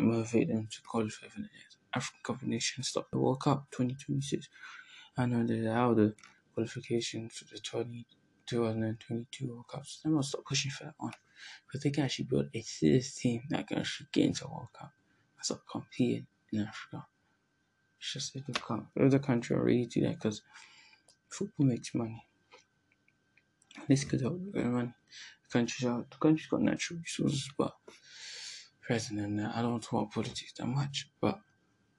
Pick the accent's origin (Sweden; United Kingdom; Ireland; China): United Kingdom; England; born in England and I'm from Sierra Leone